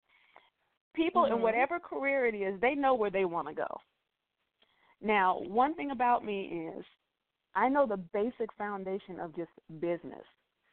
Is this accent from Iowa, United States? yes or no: no; Texas, United States; moved away as an adult; also born or lived in Oklahoma / New York; growing up in Texas and being in Oklahoma